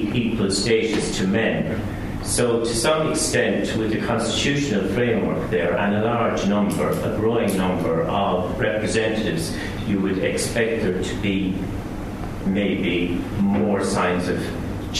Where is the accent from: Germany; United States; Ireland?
Ireland; I'm a former teacher, but I'm Irish